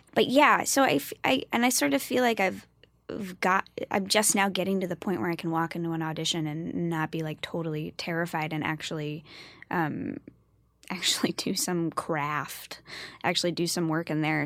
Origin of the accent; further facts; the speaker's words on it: New York City, New York, United States; I grew up in New York and, you know, my parents, you know, took me to Broadway all the time.